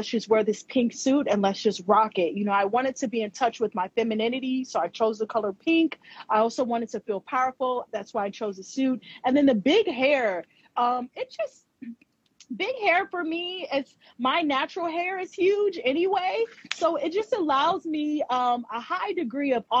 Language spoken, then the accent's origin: English; Ohio, United States; moved away; also born or lived in New York City; I'm from Ohio, the state of Ohio here in America